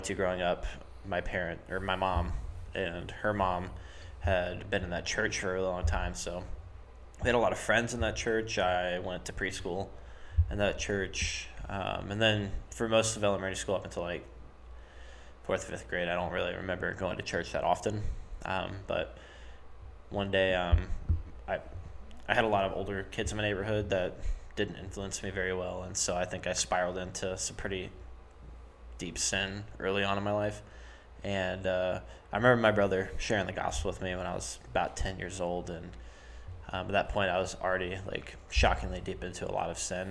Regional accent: Summerville, South Carolina, United States; I'm from Somerville

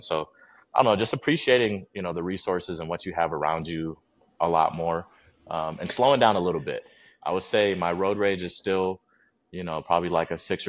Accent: Midwest, United States; Obviously growing up in the Midwest, you're in more built environments where, nature is nice to you in the summer and springtime and maybe the fall, and then it's harsh for those other ones.

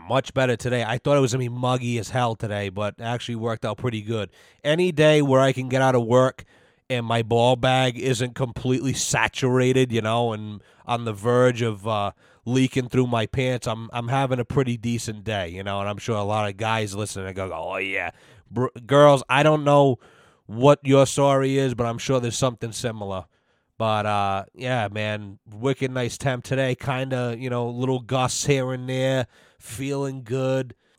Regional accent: United States; As an American

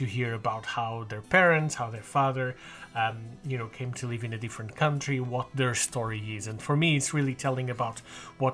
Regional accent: Azores, Portugal; English is a second language; moved away as an adult; now in near Brighton, United Kingdom; I was actually born in the Azores

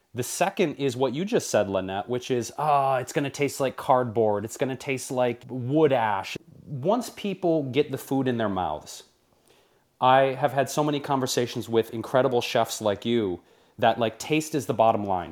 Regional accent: Detroit, Michigan, United States; moved away; growing up in Detroit, which always has my heart as my home city

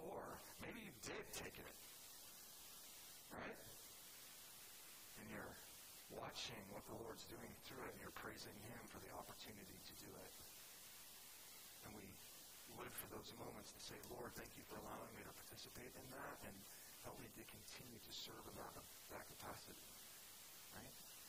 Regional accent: California, United States; I'm from California, right? So a lot of fires just start because somebody's smoking a cigarette in their car and they just flip it out the window.

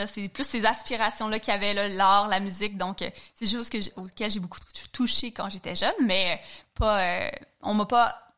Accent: Quebec, Canada; Je suis originaire de la Gaspésie. Puis, comme toute personne qui vient de région, j'ai quand même la chance d'avoir grandi dans la nature avec une grande proximité euh, avec euh, la mer, la forêt et tout.

